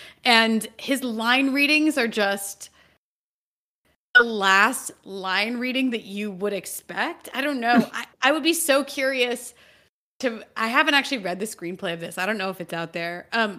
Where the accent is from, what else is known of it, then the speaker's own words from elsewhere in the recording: Central Ohio, United States; Central Ohio, which is where I graduated from high school.